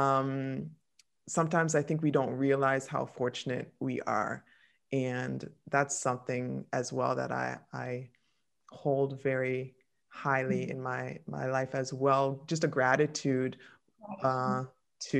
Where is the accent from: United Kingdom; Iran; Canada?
Canada; moved away as an adult; I've been living away from Canada now 15 years, I believe, the more Canadian I become